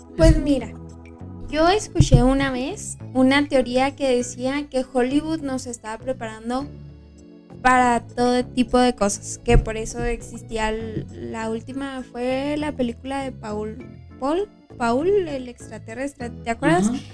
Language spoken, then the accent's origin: Spanish; Mexico; somos frontera y somos mexicanos